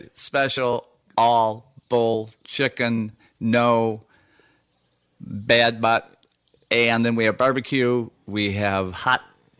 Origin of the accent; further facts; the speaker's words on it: Zeeland, Michigan, United States; moved away; also born or lived in Grand Rapids; I grew up in Zeeland.